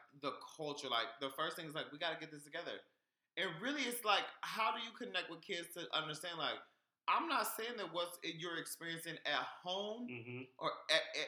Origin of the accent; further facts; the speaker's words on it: Sugar Land, Texas, United States; also born or lived in Houston; I'm from Sugarland